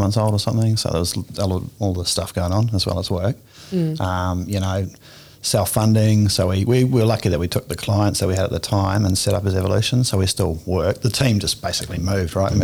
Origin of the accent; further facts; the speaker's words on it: New Zealand; moved away as an adult; I'm originally from New Zealand, so mm-hmm. I moved here 23 years or so ago